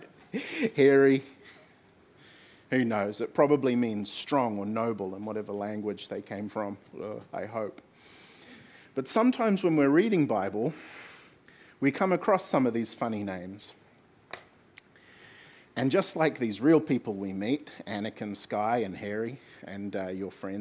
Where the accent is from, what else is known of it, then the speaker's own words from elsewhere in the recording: Gisborne, New Zealand; I'm from Gisborne